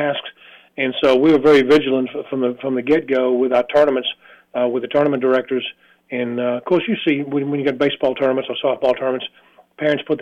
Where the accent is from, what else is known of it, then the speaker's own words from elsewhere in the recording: Boston, Massachusetts, United States; now in Tennessee, United States; I was born and raised in Boston